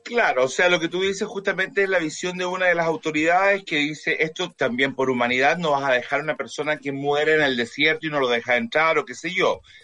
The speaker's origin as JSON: {"language": "Spanish", "country": "Chile", "said": "periodista chileno"}